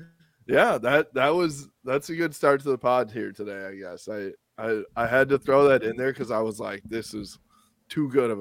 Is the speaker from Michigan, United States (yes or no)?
yes; Grand Rapids, Michigan, United States; I'm from Grand Rapids and went to school there.